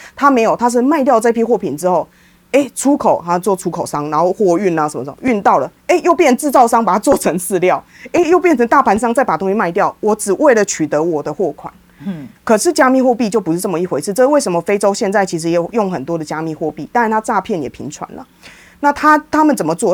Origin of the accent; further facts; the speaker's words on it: Taiwan; 我也是台湾人，我在印度也是遇到一样的问题